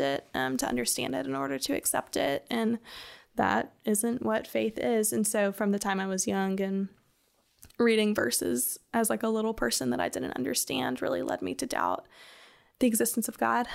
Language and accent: English; the Carolinas, United States; moved away as an adult; now in Birmingham, United States; I'm originally from the Carolinas and moved to Birmingham, um, I guess like five or six years ago